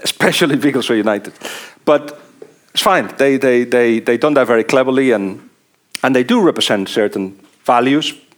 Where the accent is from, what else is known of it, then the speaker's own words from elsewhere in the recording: Barcelona, Catalonia, Spain; moved away as an adult; also born or lived in Liverpool, England; I'm from Barcelona